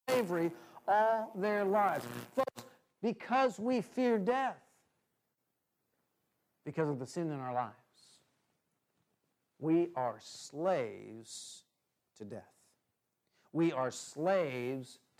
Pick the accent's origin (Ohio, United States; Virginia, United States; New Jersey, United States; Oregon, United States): Oregon, United States; the Northwest; I grew up in the Northwest